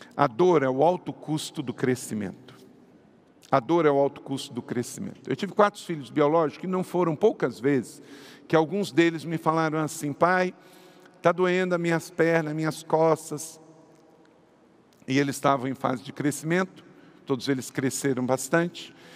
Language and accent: Portuguese; Macaé, Rio de Janeiro, Brazil; Eu fui criado em Macaé